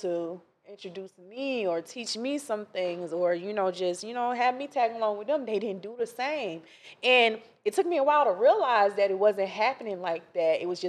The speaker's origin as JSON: {"language": "English", "town": "Ocala", "region": "Florida", "country": "United States", "said": "Ocala, Florida."}